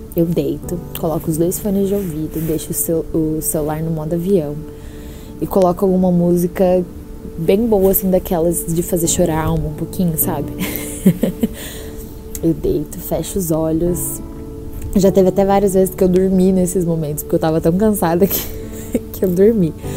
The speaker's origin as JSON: {"language": "Portuguese", "town": "Curitiba", "region": "Paraná", "country": "Brazil", "moved": "as an adult", "lives_now": "Boston, United States", "said": "eu sou de Curitiba, mas eu não estou em Curitiba no momento. Eu tô morando em Boston, nos Estados Unidos, vai fazer quatro meses"}